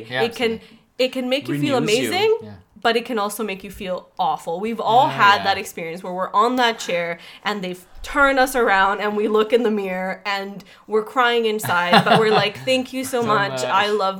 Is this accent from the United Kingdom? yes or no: no; Colombia; moved away; Growing up in Colombia, I don't know, hair is really important there.